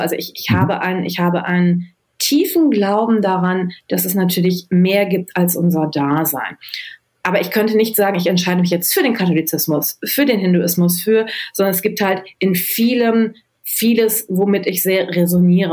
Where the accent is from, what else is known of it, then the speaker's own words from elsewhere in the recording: Düsseldorf, North Rhine-Westphalia, Germany; ich bin in Düsseldorf geboren und groß geworden